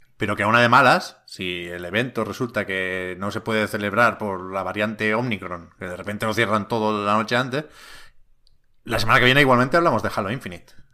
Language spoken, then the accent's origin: Spanish; Tiana, Catalonia, Spain; also born or lived in Montgat; Yo soy de Tiana, eh, un pueblo aquí cerca de Barcelona, y mi madre trabaja en el ayuntamiento de Tiana.